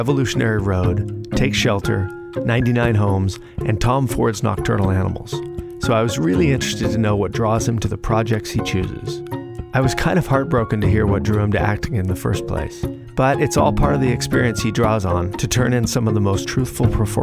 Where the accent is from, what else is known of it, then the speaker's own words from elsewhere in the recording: France; moved away; to come from France